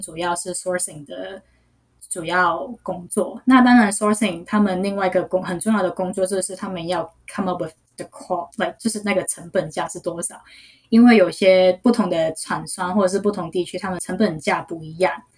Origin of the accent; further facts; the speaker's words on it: Hong Kong; Chinese is a second language; moved away; also born or lived in New York; 我是来自香港的，所以要是我的普通话没有说得很标准的话，就请大家体谅一下